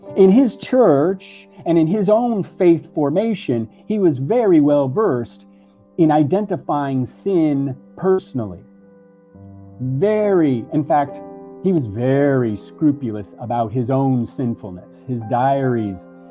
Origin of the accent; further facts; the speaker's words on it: Miami, Florida, United States; also born or lived in Puerto Rico; in Miami, where I grew up